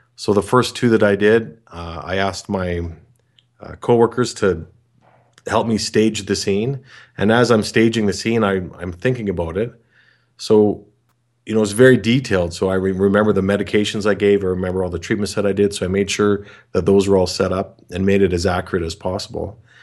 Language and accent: English; Canada; I'm from Canada